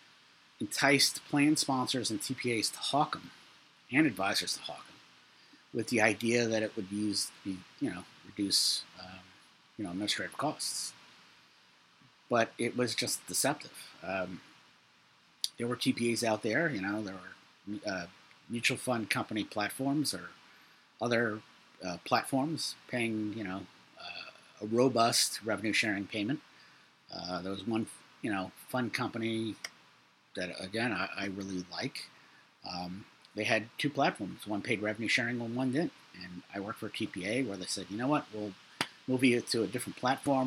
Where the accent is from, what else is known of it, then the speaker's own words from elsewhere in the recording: New York City, New York, United States; I'm from Brooklyn